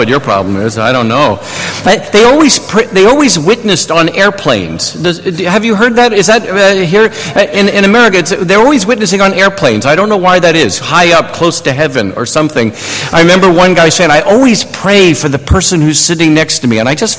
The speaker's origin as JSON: {"language": "English", "region": "New York", "country": "United States", "accent": "New York", "said": "I am originally from New York, and so I've kind of lost my New York accent, but I could turn it back on if you want me to."}